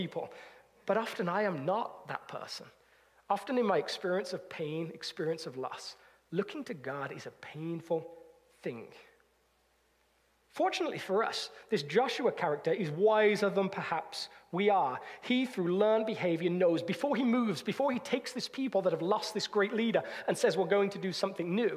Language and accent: English; United Kingdom